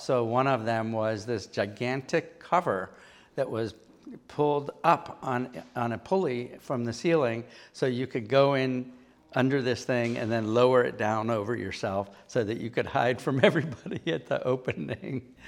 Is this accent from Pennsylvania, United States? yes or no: yes; Pittsburgh, Pennsylvania, United States; moved away as an adult; now in Providence, United States; I was from Pennsylvania